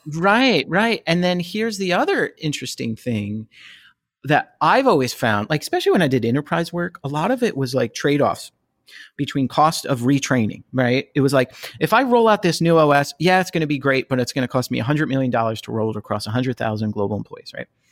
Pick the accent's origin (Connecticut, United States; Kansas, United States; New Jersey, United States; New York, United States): New Jersey, United States; also born or lived in outside Philadelphia, Pennsylvania; now in Philadelphia area, United States; I was born and raised in Jersey. Uh, I'm outside Philadelphia now